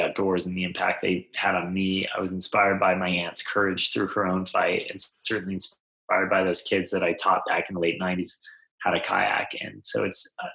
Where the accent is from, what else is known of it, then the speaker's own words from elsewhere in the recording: Mountain West, United States; growing up in the Mountain West